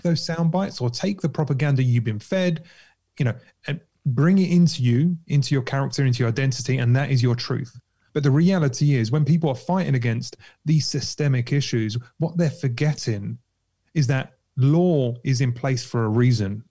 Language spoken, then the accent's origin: English; London, United Kingdom; I grew up in Kentish Town